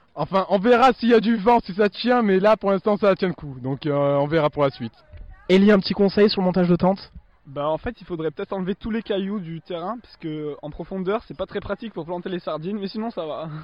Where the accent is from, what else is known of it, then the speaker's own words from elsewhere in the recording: Alissas, Auvergne-Rhône-Alpes, France; je viens d'Alissa, c'est à côté de Privas